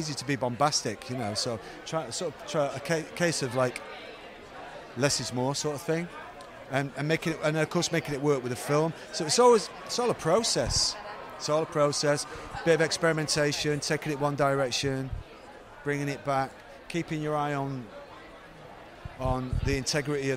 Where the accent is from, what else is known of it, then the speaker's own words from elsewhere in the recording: United Kingdom; growing up as a British boy in the late 60s